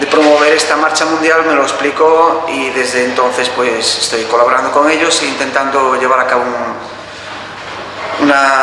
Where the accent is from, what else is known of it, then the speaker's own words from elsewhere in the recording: A Coruña, Costa da Morte, Galicia, Spain; soy de aquí de La Coruña, de la zona de Costa de la Morte.